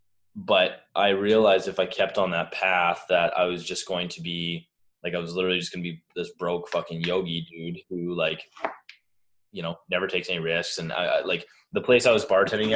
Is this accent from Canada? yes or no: yes; Canada; moved away as an adult; now in Boulder, United States; I'm Canadian